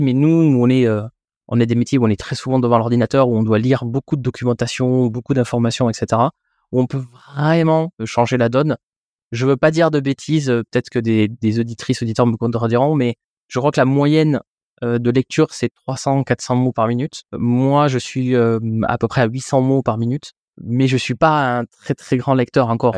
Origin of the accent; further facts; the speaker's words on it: France; en tant que Français